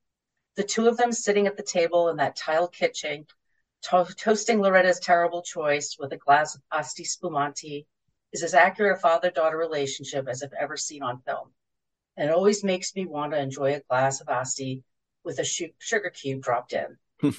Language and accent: English; San Diego, California, United States; moved away as an adult; also born or lived in New York; Nothing in my hometown of San Diego was that old